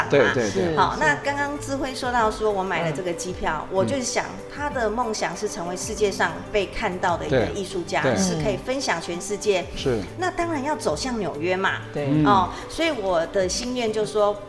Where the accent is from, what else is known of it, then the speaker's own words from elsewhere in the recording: Taiwan; 其实我们台湾。土生土长哦